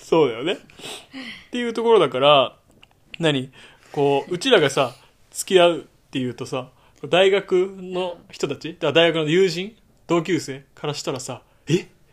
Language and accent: Japanese; Kanagawa, Japan; moved away as an adult; 私たち夫婦は2020年6月1日に地元神奈川県から移住先を探して